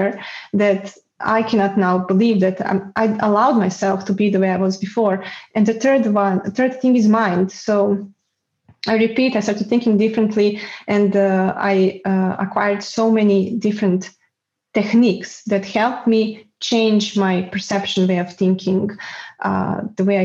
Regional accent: Serbia; moved away as an adult; now in Netherlands; it was very stressful growing up in Serbia

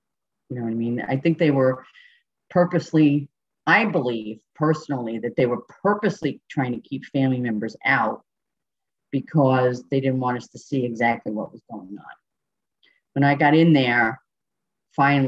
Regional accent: Schenectady, New York, United States; I'm from Schenectady, New York, which is upstate New York

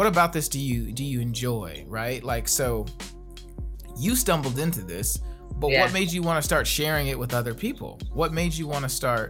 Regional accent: Gary, Indiana, United States; one particular spot on Broadway where I grew up in Gary, Indiana

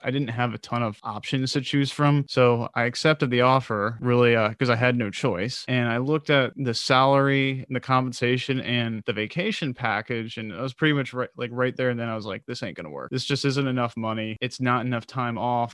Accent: United States; also born or lived in Baltimore; I grew up outside of Washington, D C

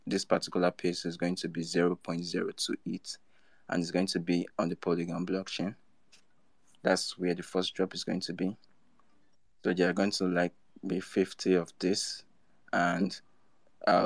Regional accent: Nigeria; I'm from Nigeria

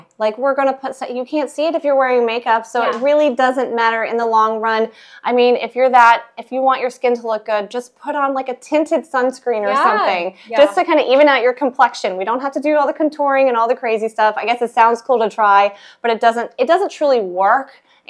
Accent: Illinois, United States; also born or lived in Tennessee; Well, I was born in Tennessee, and then we moved up to Illinois. I grew up, my whole childhood was in Illinois. My parents still live in the same house that I grew up in.

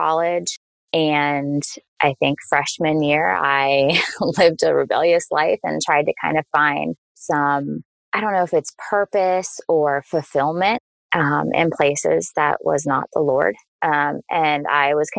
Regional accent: Ohio, United States; now in Washington, D.C. area, United States; I'm originally from Ohio.

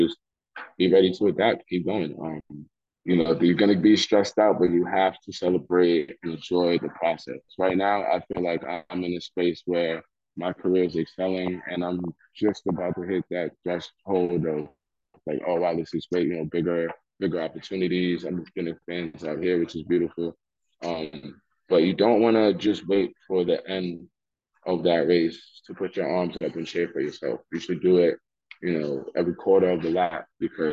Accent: New York City, New York, United States; I'm already from Staten Island, the Forgotten Borough. I'm already from Soul Hill, the Forgotten Hood and the Forgotten Borough.

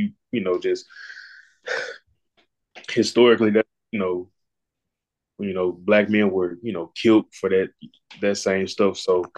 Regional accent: Marion, Arkansas, United States; also born or lived in Jonesboro; So earlier I said I'm from Jonesboro. Like this is really my second home. So like I grew up in Marion, Arkansas.

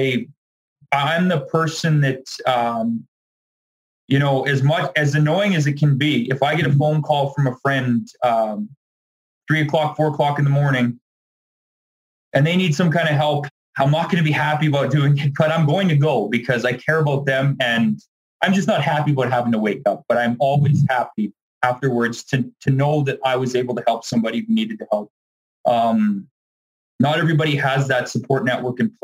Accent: Dauphin, Manitoba, Canada; I grew up around the Dauphin, Manitoba area

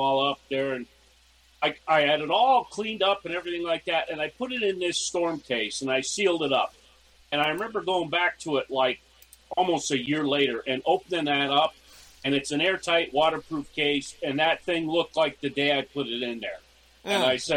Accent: Pennsylvania, United States; moved away as an adult; also born or lived in Galveston, Texas; I'm originally from Pennsylvania

